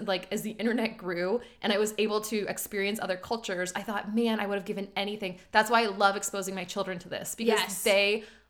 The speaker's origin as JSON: {"language": "English", "region": "Iowa", "country": "United States", "tie": "born or raised there", "said": "this is coming from two girls who grew up in the Midwest. I grew up in Iowa in a town of 500 people."}